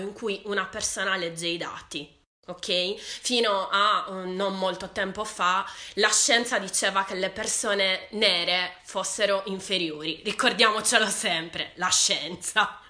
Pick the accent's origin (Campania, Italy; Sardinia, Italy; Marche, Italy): Sardinia, Italy; sono sarda